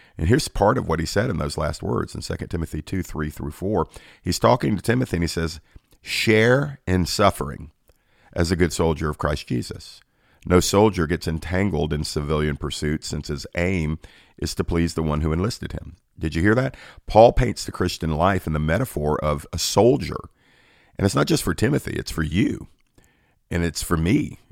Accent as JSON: {"language": "English", "region": "Georgia", "country": "United States", "said": "my home state of Georgia"}